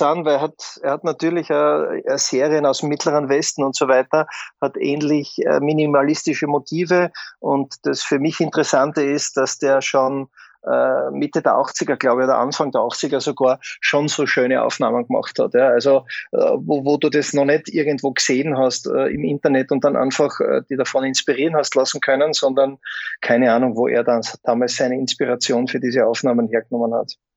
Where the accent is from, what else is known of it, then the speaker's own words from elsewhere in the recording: Graz, Styria, Austria; in meiner Heimatstadt in Graz